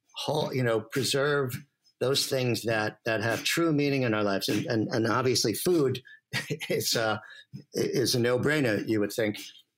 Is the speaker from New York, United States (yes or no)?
yes; New York City, New York, United States; I grew up in Brooklyn and we never really traveled upstate